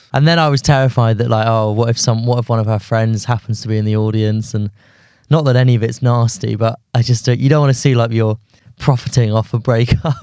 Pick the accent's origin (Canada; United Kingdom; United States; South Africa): United Kingdom; London; also born or lived in Guildford; I grew up in London until I was maybe, like, thirteen, fourteen, then moved to Guildford until I was eighteen, then came back to London.